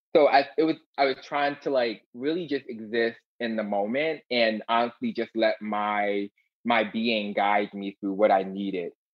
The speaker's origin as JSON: {"language": "English", "town": "Philadelphia", "region": "Pennsylvania", "country": "United States", "tie": "born or raised there", "said": "when I was a little baby queen growing up in West Philadelphia"}